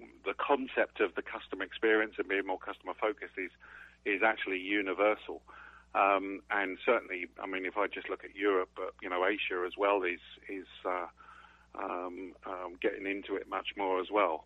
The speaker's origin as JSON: {"language": "English", "region": "England", "country": "United Kingdom", "tie": "born or raised there", "moved": "as an adult", "lives_now": "Sarasota, United States", "said": "You can tell from my accent, I was actually originally born in England"}